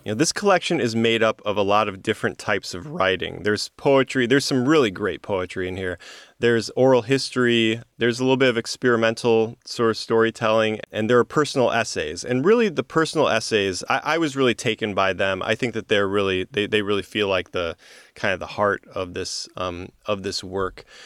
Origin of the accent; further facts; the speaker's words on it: Midwest, United States; I'm from the Midwest